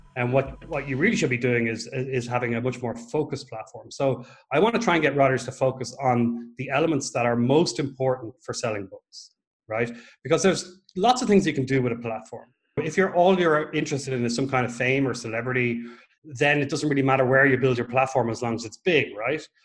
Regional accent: Ireland; moved away as an adult; also born or lived in Dublin, Ireland; now in Portugal; I'm an Irish writer. I'm actually living in Portugal now. I moved over from Dublin last October

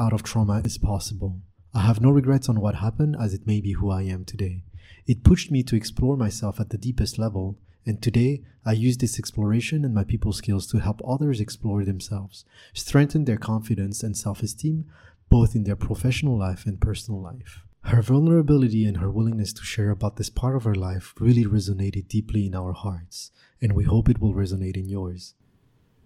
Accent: France; I'm from France too

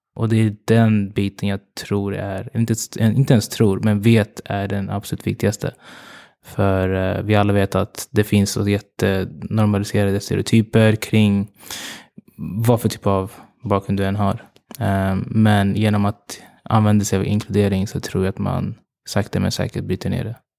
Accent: Uganda; now in Sweden; jag kommer från Uganda

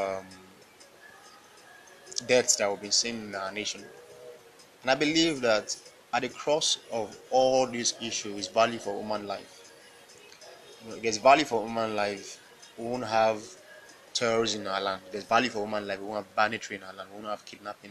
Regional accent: Nigeria

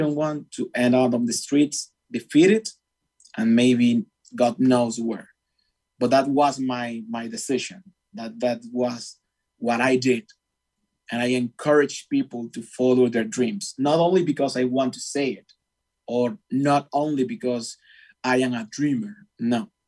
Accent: Venezuela; English is a second language; moved away as an adult; also born or lived in Argentina; now in United States; I'm from Venezuela, which is a very hard country to live at this moment.

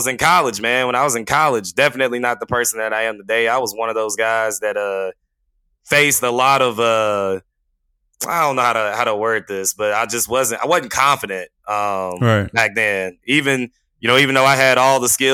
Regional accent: Terrell, Texas, United States; I grew up in Terrell

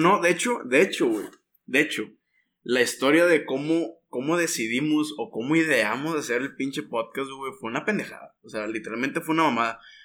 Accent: Monterrey, Nuevo León, Mexico; soy regio, ah, somos regios

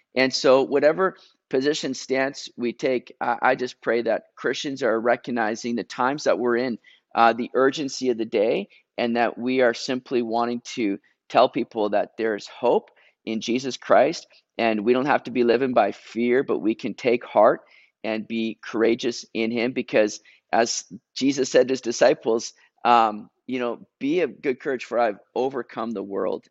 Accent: Canada; I'm being Canadian now

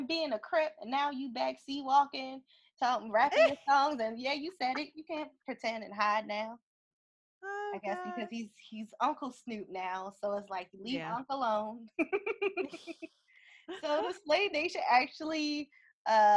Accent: East Coast, United States; also born or lived in California

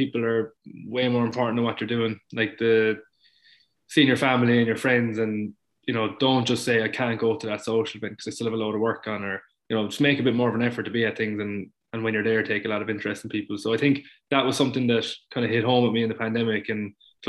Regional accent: Munster, Ireland; I grew up in Munster

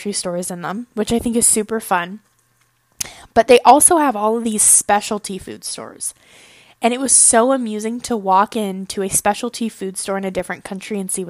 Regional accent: United States; moved away as an adult; now in Japan; As an American

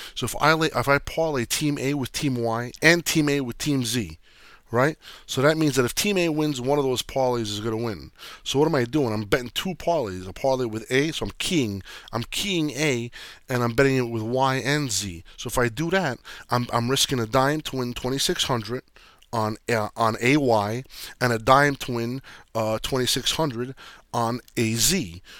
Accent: New Jersey, United States; I grew up in Jersey

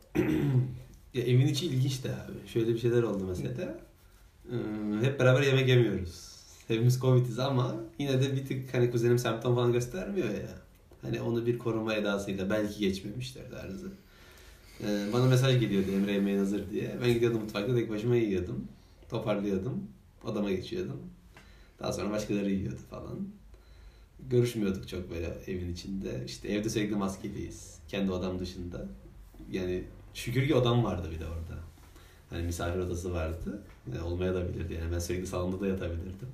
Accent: İzmir, Turkey; biz de bir İzmirli olarak

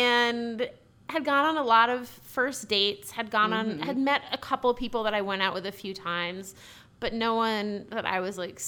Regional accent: Boston, Massachusetts, United States; moved away; And I'm from Boston.

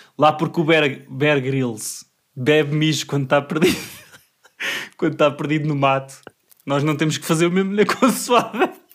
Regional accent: Portugal; como bom português que sou

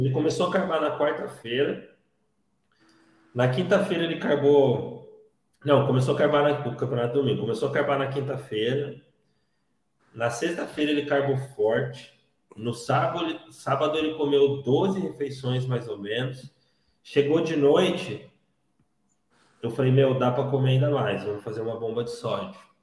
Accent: Paulínia, São Paulo, Brazil; eu sou aqui de, de Paulínia, Campinas

